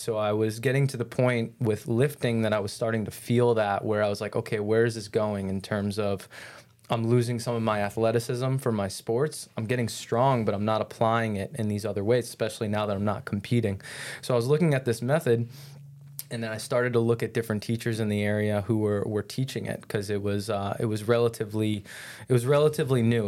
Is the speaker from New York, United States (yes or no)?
yes; New York, United States; moved away as an adult; now in St. Petersburg, United States; I grew up in New York, and out there, just where I grew up, was a lot more of an influence on, like, team sports and play